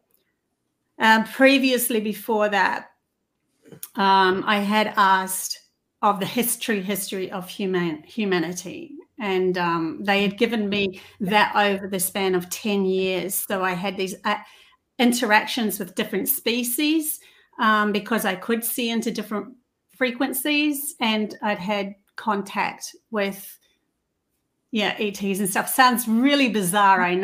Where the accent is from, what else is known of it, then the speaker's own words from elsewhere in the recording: New Zealand; now in Australia; I come from New Zealand